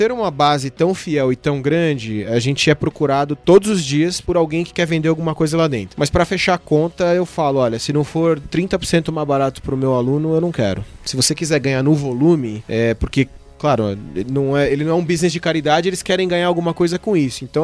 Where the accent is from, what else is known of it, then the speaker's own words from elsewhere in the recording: Brazil; Aí você olha para cá e fala, eu sou brasileiro